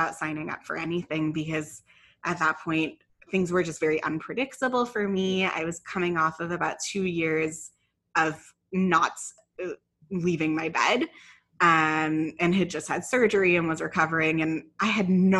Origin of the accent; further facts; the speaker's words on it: Ottawa, Ontario, Canada; moved away as an adult; also born or lived in London, England / Vancouver; now in Toronto, Canada; I grew up in Ottawa, except for a few years that I lived in London, England.